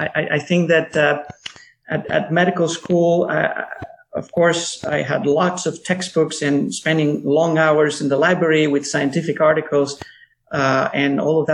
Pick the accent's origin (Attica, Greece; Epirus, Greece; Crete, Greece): Attica, Greece; Athens; moved away as an adult; also born or lived in New York, United States; now in United States; I was born in New York, but I grew up mostly in Athens, and I went back to the States after I finished medical school in Athens